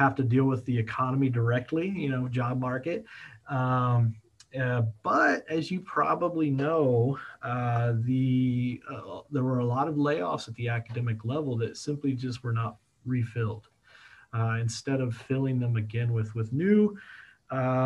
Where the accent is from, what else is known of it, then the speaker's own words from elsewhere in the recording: Kokomo, Indiana, United States; going from Kokomo, Indiana, I actually went back to my hometown